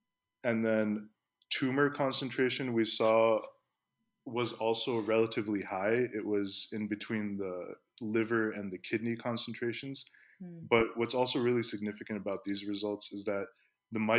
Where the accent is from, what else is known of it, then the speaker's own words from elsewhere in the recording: Palo Alto, California, United States; moved away as an adult; also born or lived in Pakistan; now in Las Vegas, United States; I grew up in Palo Alto